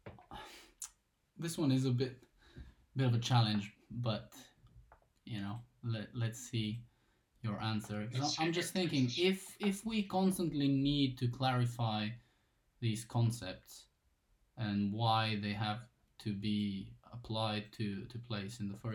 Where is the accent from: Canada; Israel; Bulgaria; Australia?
Bulgaria; moved away; as like my hometown, because I'm originally from Bulgaria